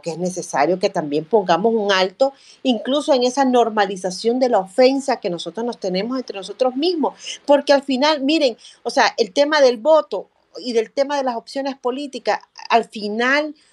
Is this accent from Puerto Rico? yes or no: no; El Salvador; son cosas que nosotros debiéramos conocer como salvadoreños, como, como ciudadanos y ciudadanas de este país